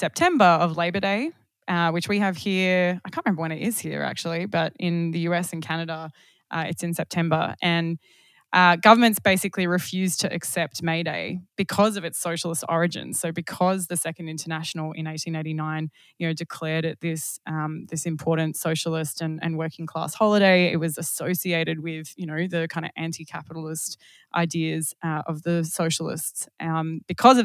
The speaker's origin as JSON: {"language": "English", "town": "Perth", "region": "Western Australia", "country": "Australia", "moved": "yes", "said": "I'm originally from Perth"}